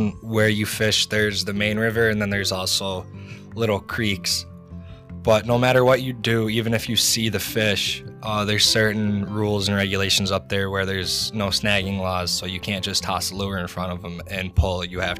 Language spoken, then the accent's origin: English; Clifford, Pennsylvania, United States; also born or lived in Fleetville; We are from Fleetville and Clifford.